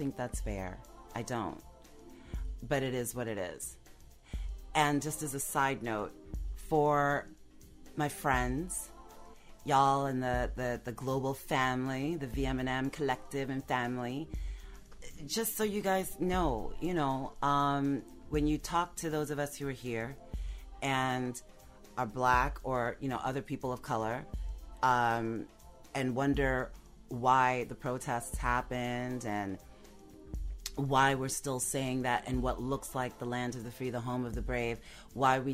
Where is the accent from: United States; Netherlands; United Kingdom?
United States; I'm still American